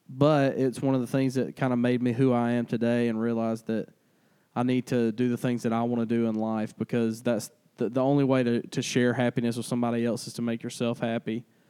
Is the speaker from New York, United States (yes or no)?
no; Arlington, Georgia, United States; also born or lived in Albany, Georgia; I was born in Albany, Georgia, raised in Arlington, Georgia